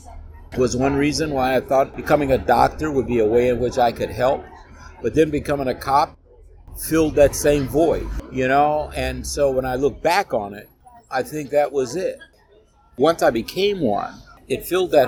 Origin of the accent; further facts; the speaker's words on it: Chicago, Illinois, United States; I grew up in Inglewood on the south side of Chicago